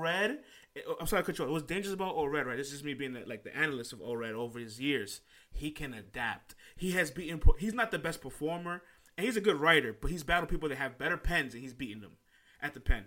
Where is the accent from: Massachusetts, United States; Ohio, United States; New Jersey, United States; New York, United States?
New York, United States; New York City; I'm from the Bronx